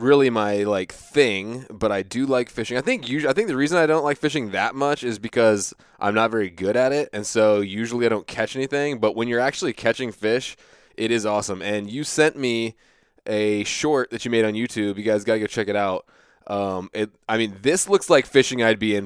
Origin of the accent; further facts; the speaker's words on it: United States; I grew up in the Chesapeake Bay